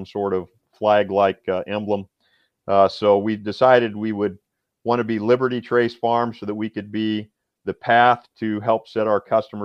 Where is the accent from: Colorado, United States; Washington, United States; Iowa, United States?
Iowa, United States; now in Tennessee, United States; We're not originally from Tennessee. I'm originally from Iowa.